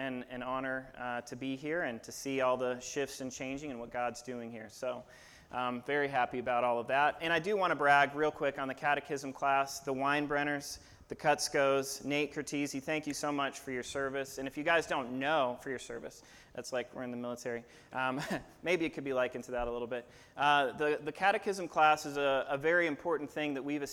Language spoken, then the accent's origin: English; Phoenix, Arizona, United States; also born or lived in Virginia Beach; I am a Phoenician. I was born here in Phoenix, just St. Joe's Hospital, just a few streets down the road from here